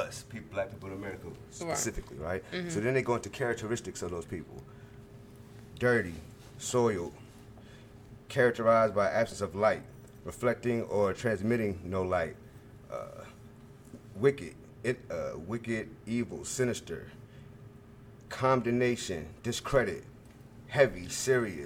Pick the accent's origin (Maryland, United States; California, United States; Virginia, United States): Virginia, United States; my nationality is a Virginian because mm-hmm. I'm from Virginia